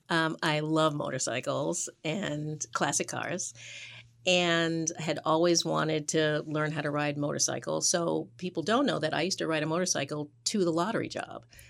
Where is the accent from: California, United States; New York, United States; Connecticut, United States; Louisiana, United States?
New York, United States; New York City; now in Boston, United States; I was born in New York